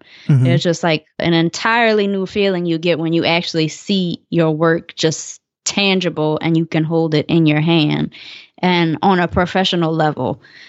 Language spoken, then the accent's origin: English; New Orleans, Louisiana, United States; I don't know if that necessarily had to do a lot with me living in New Orleans.